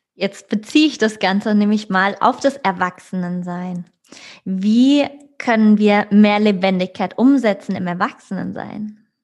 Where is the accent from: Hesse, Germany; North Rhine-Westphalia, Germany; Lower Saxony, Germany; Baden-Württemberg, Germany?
Hesse, Germany; Frankfurt; ich komme aus Frankfurt, ja, Großstadt